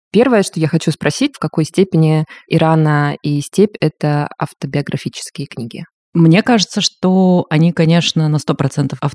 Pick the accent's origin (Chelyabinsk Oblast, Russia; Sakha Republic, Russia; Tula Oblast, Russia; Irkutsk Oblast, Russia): Irkutsk Oblast, Russia; Ust-Ilimsk; now in Moscow, Russia; я родилась в Василимской Иркутской области. и сейчас живу в Москве.